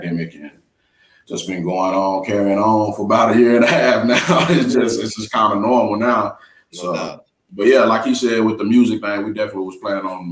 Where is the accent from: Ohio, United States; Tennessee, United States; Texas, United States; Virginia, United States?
Texas, United States; Fort Worth; Fort Worth, Texas, man. It's pretty close to Dallas